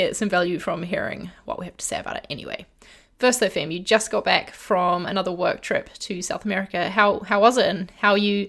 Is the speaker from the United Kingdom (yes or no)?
no; Brunei; It makes me, like, reminisce back to childhood because I grew up in Asia and in Brunei.